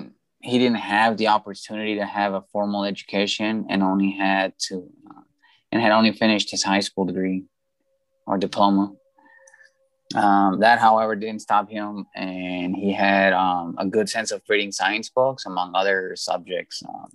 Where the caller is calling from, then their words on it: Guadalajara, Jalisco, Mexico; I am calling from Guadalajara, Mexico.